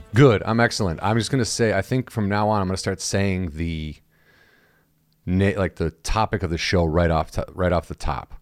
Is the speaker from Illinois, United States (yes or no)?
yes; Illinois, United States; I'm from Illinois